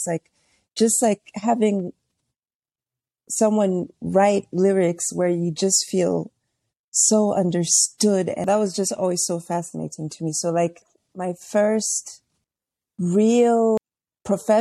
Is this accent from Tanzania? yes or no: yes; Tanzania; I grew up in Tanzania